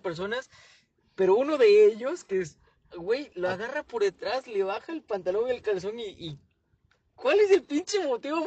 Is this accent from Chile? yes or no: no; Mexico; also born or lived in Chilpancingo; sí somos mexicanos